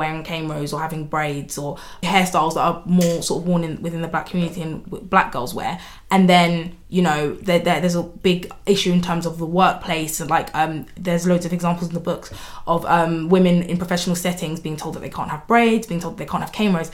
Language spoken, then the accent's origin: English; Nigeria; we're Nigerian